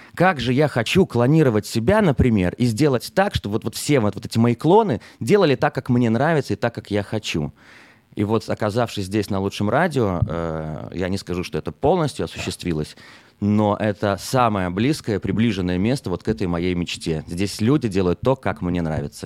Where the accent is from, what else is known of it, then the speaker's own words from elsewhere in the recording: Minsk, Belarus; moved away as an adult; now in Israel; из Беларуси, из Минска, да, откуда я родом